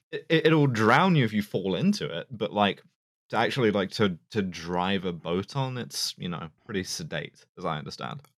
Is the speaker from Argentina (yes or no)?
no; London, United Kingdom; it's my hometown. It's, it's where I'm from